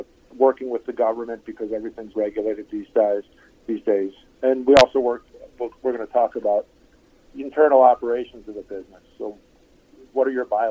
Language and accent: English; Chicago, Illinois, United States; moved away as an adult; also born or lived in Idaho; now in Asheville, United States; I'm actually from Chicago, born and raised, 47 years